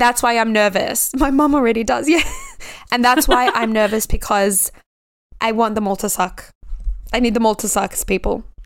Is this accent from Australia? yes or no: yes; Australia; my home country